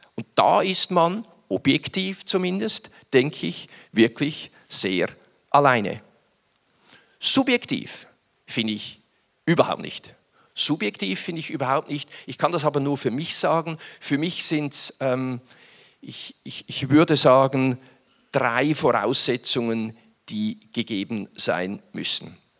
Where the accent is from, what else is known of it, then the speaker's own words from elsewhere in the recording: Winterthur, Zurich, Switzerland; Stadt Winterthur, meine Heimatstadt Winterthur. Und dieses Logistikzentrum befand sich damals etwa 250 Meter weg vom Haus, großer Wohnblock mit vielen Menschen, wo ich aufgewachsen bin